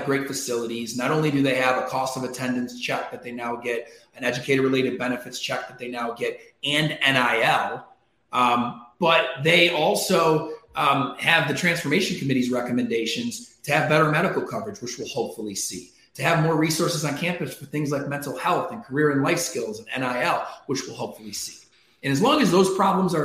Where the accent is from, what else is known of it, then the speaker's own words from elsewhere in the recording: Syracuse, New York, United States; my hometown team, Syracuse